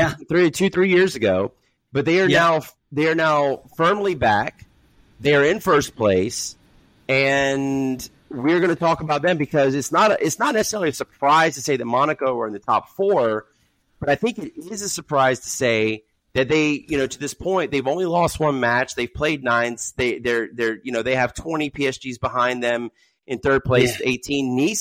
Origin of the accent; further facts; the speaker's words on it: Germany; I remember when I was growing up in Germany, Nantes was a powerhouse.